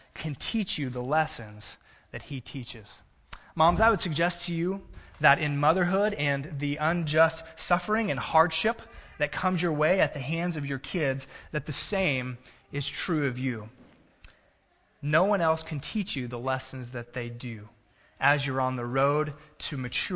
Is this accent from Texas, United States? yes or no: yes; Gulf Coast, South Texas, United States; moved away; I grew up in South Texas on the Gulf Coast